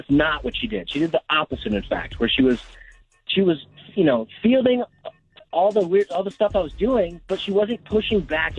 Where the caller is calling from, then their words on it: Jefferson City, Missouri, United States; Jefferson City.